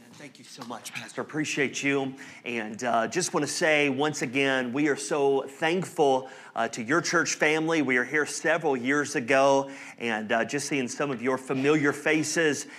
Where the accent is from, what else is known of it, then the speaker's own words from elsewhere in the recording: North Carolina, Alabama, the South, United States; now in Indianapolis, United States; I grew up in the South, North Carolina, Alabama